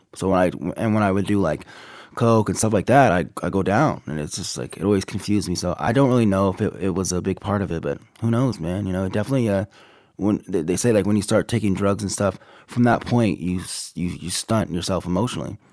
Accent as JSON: {"language": "English", "town": "Abbotsford", "region": "British Columbia", "country": "Canada", "tie": "born or raised there", "also_born_or_lived": "Minot, North Dakota / Tacoma, Washington / Sacramento", "moved": "as an adult", "lives_now": "United States", "said": "my mother took me and my sisters and we went up to Canada and I grew up there"}